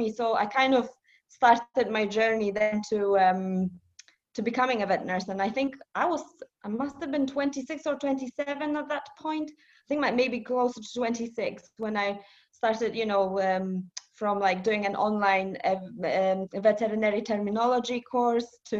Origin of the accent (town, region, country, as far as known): Poland; born or raised there; also born or lived in Edinburgh; now in United Kingdom